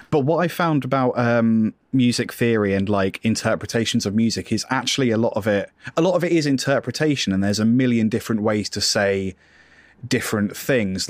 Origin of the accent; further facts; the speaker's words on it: United Kingdom; I am British